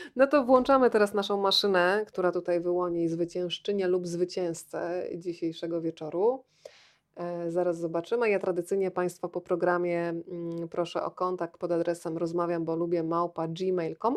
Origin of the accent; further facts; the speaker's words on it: Rzeszów, Subcarpathian Voivodeship, Poland; moved away as an adult; dorastałam w latach 80. w Rzeszowie